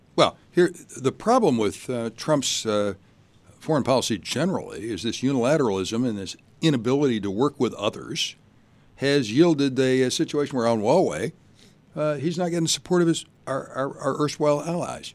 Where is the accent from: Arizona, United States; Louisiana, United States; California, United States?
Louisiana, United States; Shreveport; moved away as an adult; also born or lived in Durham, North Carolina; now in Chicago, United States; I grew up in Shreveport, Louisiana